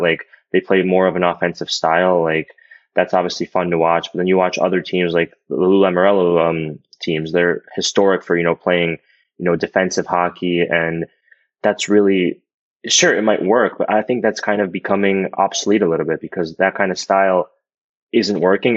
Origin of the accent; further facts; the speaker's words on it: United States; I literally went to school in America. I grew up here my whole life